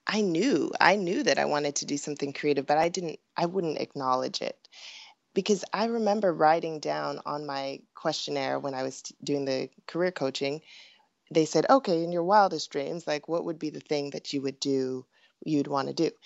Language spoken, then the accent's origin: English; Pasadena, California, United States; also born or lived in Hollywood, California; I was born in Hollywood, California, and grew up in Pasadena